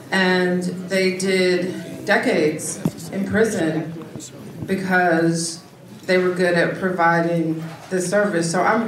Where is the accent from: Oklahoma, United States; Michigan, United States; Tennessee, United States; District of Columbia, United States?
Michigan, United States; Detroit; I'm from Detroit